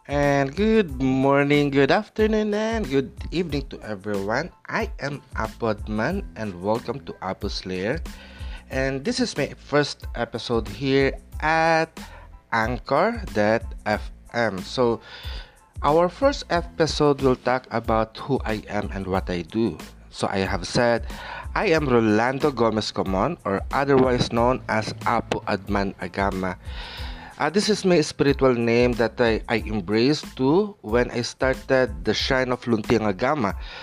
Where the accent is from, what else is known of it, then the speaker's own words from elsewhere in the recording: Philippines; as a Filipino, we also do hilot